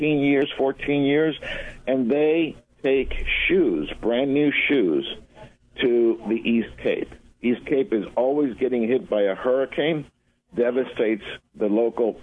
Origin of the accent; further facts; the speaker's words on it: Argentina; moved away; I was born in Argentina, so I'm Latin.